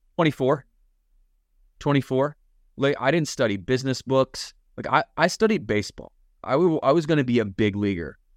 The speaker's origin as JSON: {"language": "English", "town": "Battle Creek", "region": "Michigan", "country": "United States", "tie": "born or raised there", "moved": "yes", "lives_now": "Lake Norman, United States", "said": "Morgan, uh, and I both grew up in Battle Creek, Michigan"}